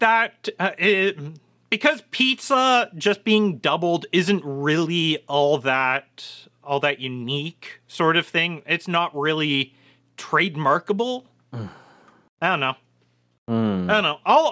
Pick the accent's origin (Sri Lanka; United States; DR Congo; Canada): Canada; No, we're not that. Well, okay, maybe in southwestern Ontario that's true. But the rest of Canada, we're not the same sort of ketchup fiends.